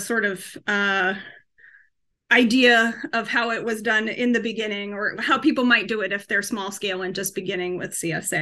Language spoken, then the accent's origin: English; New Hampshire, United States; moved away as an adult; also born or lived in Massachusetts; now in New York, United States; when I was 10, we moved from Massachusetts to New Hampshire. So I'm not from New York, but I have lived here for more than 20 years now. But we moved to New Hampshire to a farm